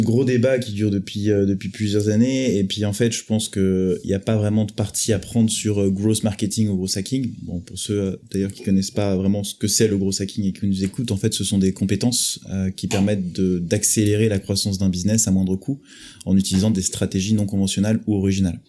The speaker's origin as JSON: {"language": "French", "country": "France", "accent": "French", "said": "Avec mon vieil accent français"}